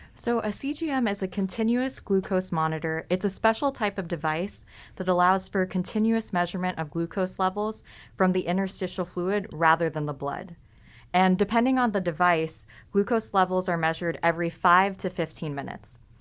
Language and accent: English; California, United States; I'm also from California